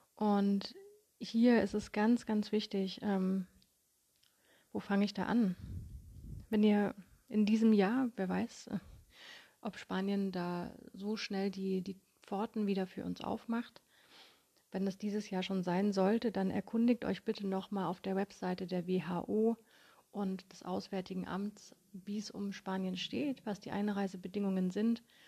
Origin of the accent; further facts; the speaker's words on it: Konstanz, Baden-Württemberg, Germany; in meiner Heimatstadt Konstanz